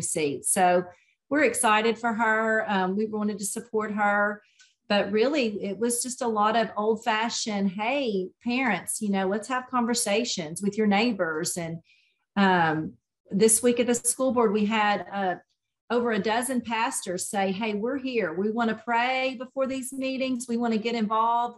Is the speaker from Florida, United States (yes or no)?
no; Nashville, Tennessee, United States; now in East Tennessee, United States; I grew up in Nashville, um, walked to school